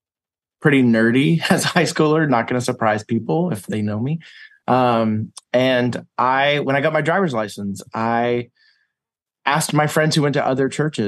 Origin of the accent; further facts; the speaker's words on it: East Texas, United States; I grew up in East Texas, and I grew up as a Southern Baptist